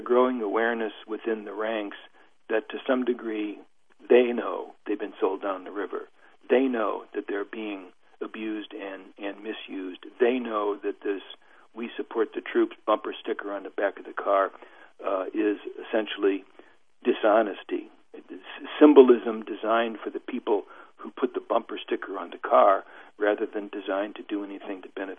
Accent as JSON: {"language": "English", "country": "United States", "said": "I'm an American academic"}